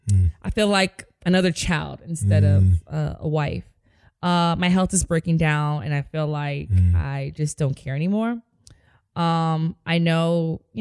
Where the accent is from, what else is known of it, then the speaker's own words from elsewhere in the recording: New York, United States; accent: New York; my New York accent